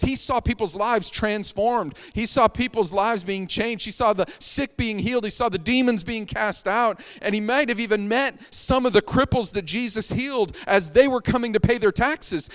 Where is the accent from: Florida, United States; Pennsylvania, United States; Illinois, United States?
Pennsylvania, United States; Erie; moved away; I grew up in Erie, Pennsylvania.